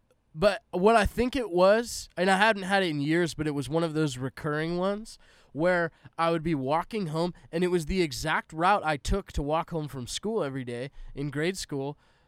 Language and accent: English; West Coast, United States; West Coast. That's where I'm from. {S0} Yeah. {S2} I grew up in the West Coast.